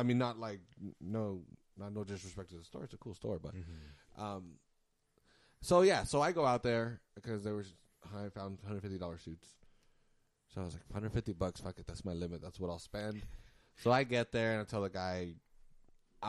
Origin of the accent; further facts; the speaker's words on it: United States; I'm American